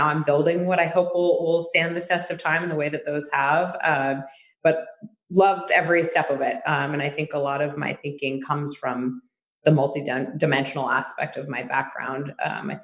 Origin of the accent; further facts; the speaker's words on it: New York City, New York, United States; growing up in New York